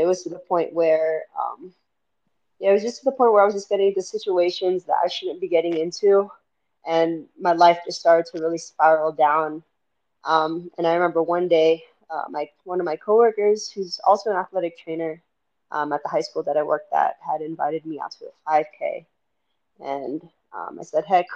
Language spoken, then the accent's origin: English; Miami, Florida, United States; moved away as an adult; now in Salt Lake City, United States; I'm originally from Miami. I haven't lived anywhere outside of Miami for nearly 30 years